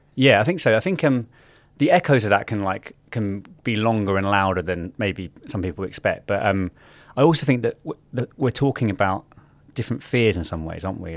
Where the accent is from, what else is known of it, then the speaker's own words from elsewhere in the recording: London, United Kingdom; growing up in South London in like the early um, 2000s